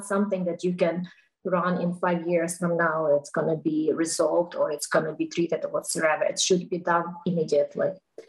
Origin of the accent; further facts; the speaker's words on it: United States; I'm an American, and, you know, we've been the military family